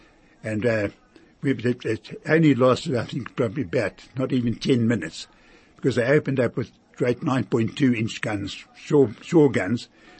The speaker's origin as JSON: {"language": "English", "town": "Port Elizabeth", "region": "Eastern Cape", "country": "South Africa", "tie": "born or raised there", "said": "I was born in Port Elizabeth on the 9th of January 1920. I lived in Irvine Street, Port Elizabeth, which is just around the corner from the shul."}